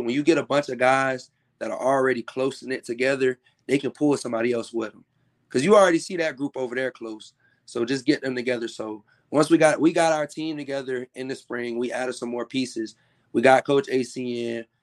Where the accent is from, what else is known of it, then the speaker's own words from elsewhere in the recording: Tallahassee, Florida, United States; I'm from Tallahassee.